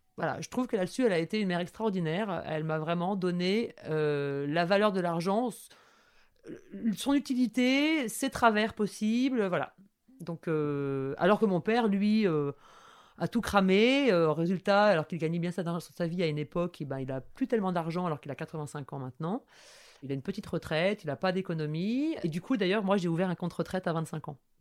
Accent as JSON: {"language": "French", "town": "Toulouse", "region": "Occitania", "country": "France", "tie": "born or raised there", "moved": "yes", "lives_now": "Paris, France", "said": "quand je suis née, ma mère habitait dans une communauté de lesbiennes hippies à Toulouse"}